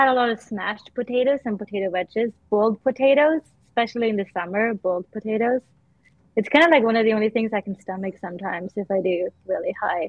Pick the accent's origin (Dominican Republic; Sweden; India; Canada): Sweden; moved away; growing up in Sweden.